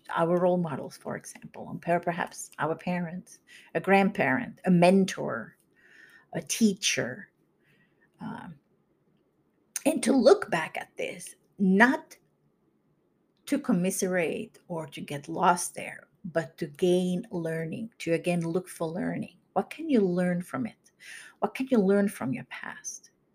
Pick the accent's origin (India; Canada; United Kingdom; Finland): Finland; moved away as an adult; now in United States; I grew up in Finland, moved to the U S in my late twenties.